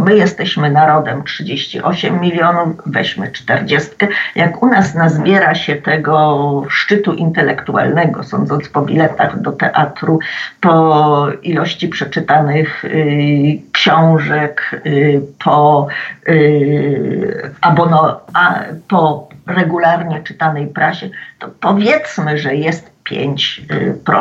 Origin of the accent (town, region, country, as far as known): Poland